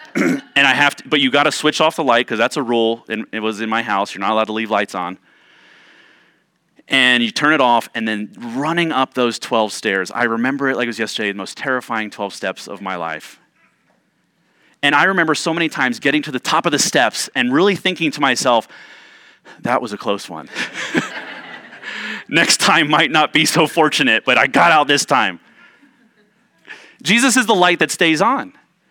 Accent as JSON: {"language": "English", "region": "Ohio", "country": "United States", "tie": "born or raised there", "said": "Growing up in Central Ohio, we had a basement, like most homes there in Ohio, we had a basement"}